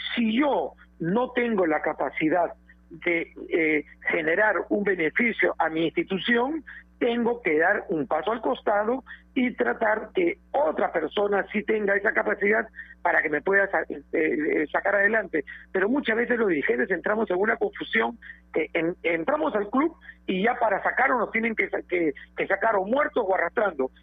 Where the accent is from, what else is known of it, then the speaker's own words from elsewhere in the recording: Peru; como peruanos